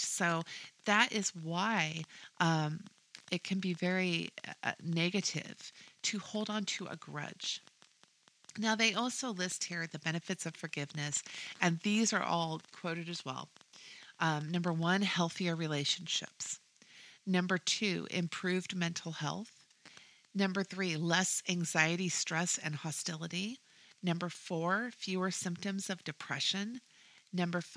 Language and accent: English; Washington, United States; moved away as an adult; now in Texas, United States; I'm originally from Washington State